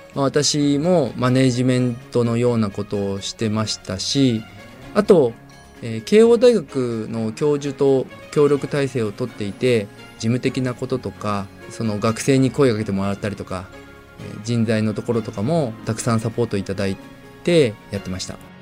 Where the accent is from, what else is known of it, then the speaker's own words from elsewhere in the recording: Yokohama, Kanagawa, Japan; 私が生まれ育った横浜